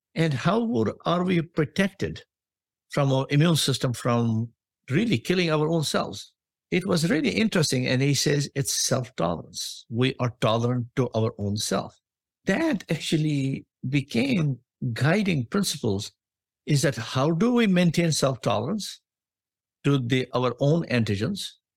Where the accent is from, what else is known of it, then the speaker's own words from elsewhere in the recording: India; moved away as an adult; also born or lived in Australia / United States; now in Boston, United States; I was born in India